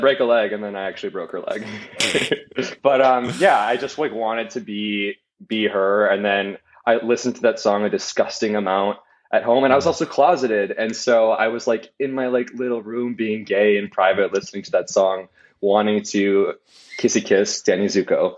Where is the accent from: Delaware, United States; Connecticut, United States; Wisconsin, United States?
Wisconsin, United States; growing up in Wisconsin